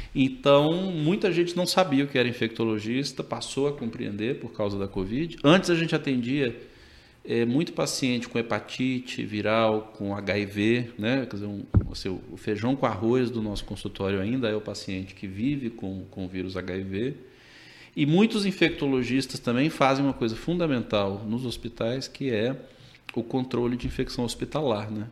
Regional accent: Brasília, Federal District, Brazil; moved away as an adult; now in Manaus, Brazil; eu já nasci em Brasília, fiz a minha faculdade de medicina lá

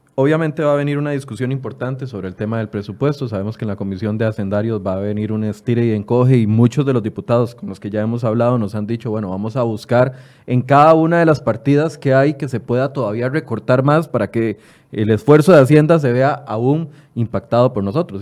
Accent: Costa Rica; como costarricenses

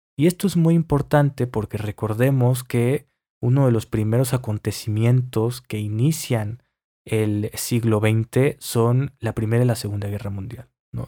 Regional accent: Mexico; yo soy mexicano

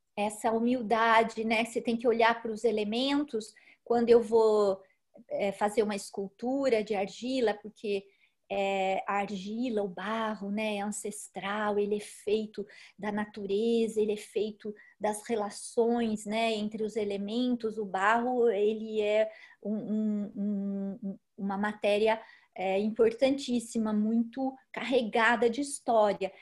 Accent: Socorro, São Paulo, Brazil; moved away; also born or lived in France; Eu moro aqui em Socorro, no interior de São Paulo, onde nasci, depois vivi um tempo fora daqui, em São Paulo e depois na França

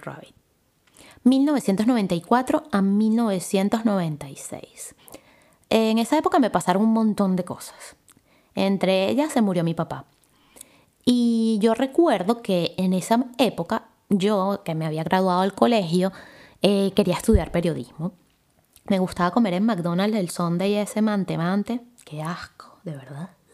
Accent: Caracas, Capital District, Venezuela; nací en Caracas, Venezuela

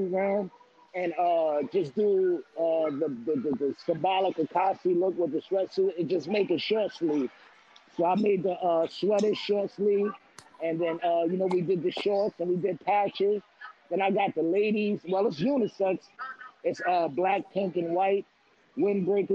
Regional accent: New York City, New York, United States; I'm from Queens, New York City

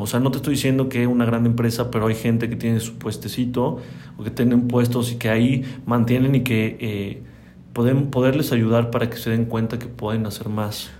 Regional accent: Celaya, Guanajuato, Mexico; also born or lived in Mexico City; yo nací en la Ciudad de México, pero yo llegué a Celaya aquí a los seis años

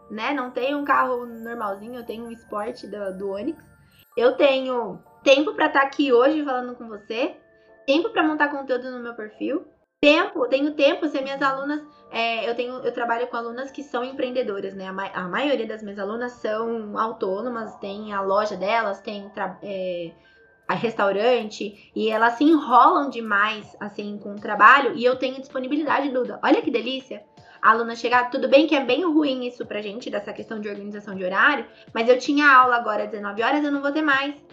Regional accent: Santa Catarina, Brazil; also born or lived in Palhoça; Eu sou de Santa Catarina, eu moro em Palhoça.

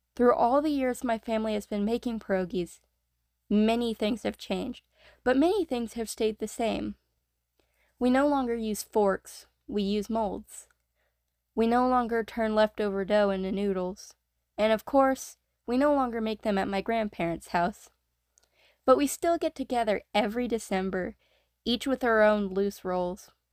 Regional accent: North Carolina, United States; I myself was born and raised in North Carolina

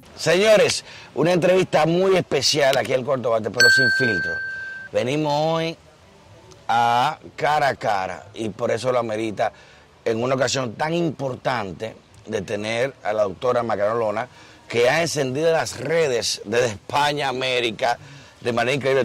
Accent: Dominican Republic; nuestra independencia fue contra Haití y nos sentimos españoles

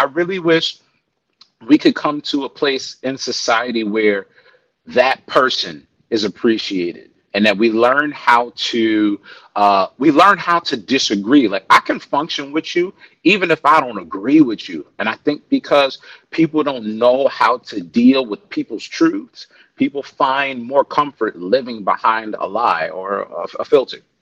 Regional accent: New York, United States; now in Texas, United States; I am, but you know what it means being a New Yorker

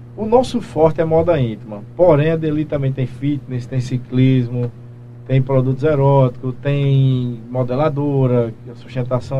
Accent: Belém, Paraíba, Brazil; also born or lived in Guarabira; Eu sou natural de Guarabira, nasci em Guarabira, porém moro em Belém desde, desde acho que um mês de nascido

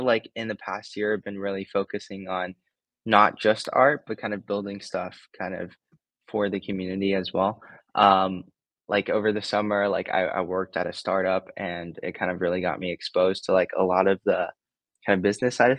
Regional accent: Los Angeles, California, United States; I grew up in LA for most of my life, so this is kind of like, you know, my hometown.

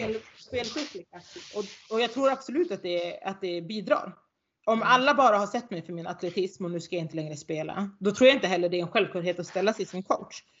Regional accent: Norrland, Sweden; accent: Norrländska; här uppe så brer jag på min norrländska

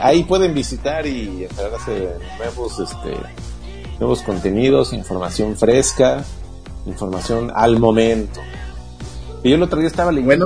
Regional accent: Mexico City, Mexico; now in Oaxaca, Mexico; yo soy de la Ciudad de México

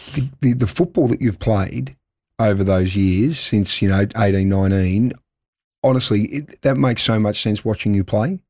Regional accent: Melbourne, Victoria, Australia; moved away as an adult; now in Adelaide, Australia; I grew up in Melbourne, and I came over here

